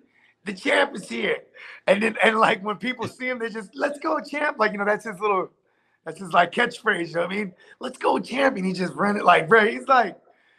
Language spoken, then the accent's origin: English; Philadelphia, Pennsylvania, United States; Right, I'm from Philly.